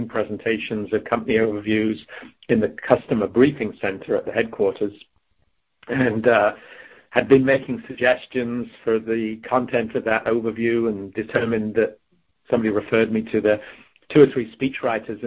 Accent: Crewe, North West England, United Kingdom; moved away as an adult; now in California, United States; I was born and raised in England in the British Midlands, or maybe slightly north of there in a town called Crewe in Cheshire

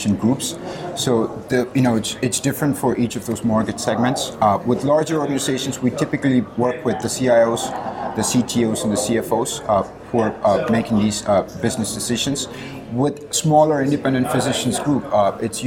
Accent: India; moved away; I grew up in India

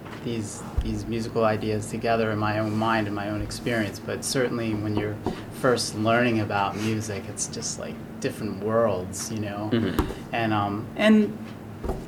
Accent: Drexel Hill, Pennsylvania, United States; we grew up in Drexel Hill, Pennsylvania

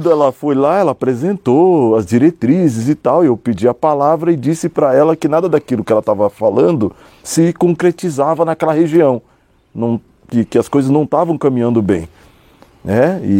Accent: São Paulo, Brazil; eu nasci em São Paulo, nasci na cidade de São Paulo. Vivi numa família extremamente pobre e desestruturada na zona sul de São Paulo, numa região chamada Interlagos, Cidade Ademar, aquela região. Foi onde eu cresci

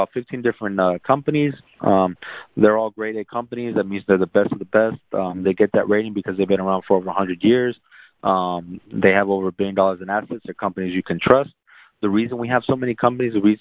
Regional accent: San Antonio, Texas, United States; also born or lived in South Korea; I grew up in San Antonio

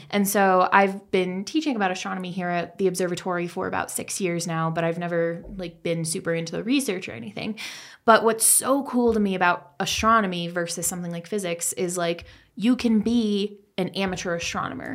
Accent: Colorado, United States; moved away; I uh, actually grew up in Colorado.

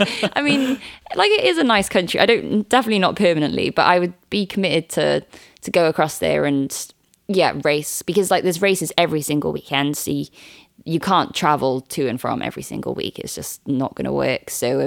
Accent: Wales, United Kingdom; And being Welsh

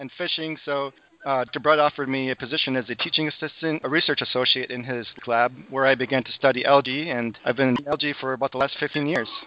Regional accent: Madison, Wisconsin, United States; also born or lived in Green Bay, Wisconsin; I was born in Green Bay, Wisconsin, and I grew up in Madison

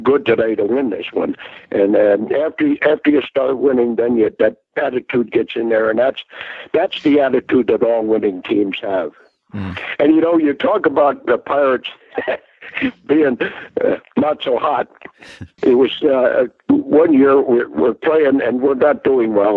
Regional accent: New Jersey, United States; I said, "New Jersey."

